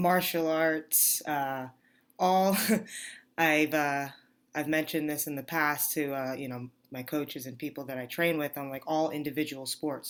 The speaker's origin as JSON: {"language": "English", "region": "New York", "country": "United States", "tie": "born or raised there", "moved": "as an adult", "lives_now": "Arizona, United States", "said": "I grew up in New York."}